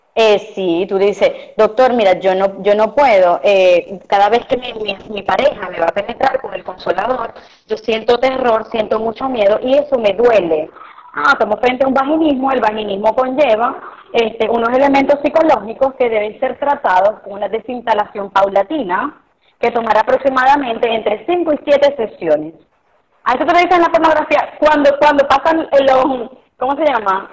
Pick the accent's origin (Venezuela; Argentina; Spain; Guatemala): Venezuela; Costa Oriental del Lago, Zulia; now in Maracaibo, Venezuela; Yo soy de la Costa Oriental del Lago este, y crecí de verdad como éramos los niños antes